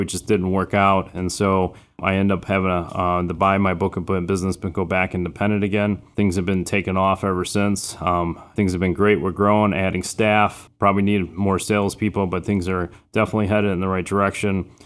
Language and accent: English; Chicago, Illinois, United States; also born or lived in Florida; I'm originally from Florida, but I was raised on the south side of Chicago